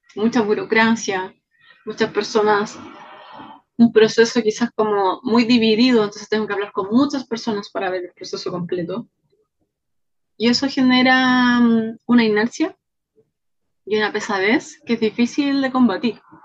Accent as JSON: {"language": "Spanish", "country": "Chile", "also_born_or_lived": "Pichilemu", "said": "Soy chilena, vivo en Pichilemu"}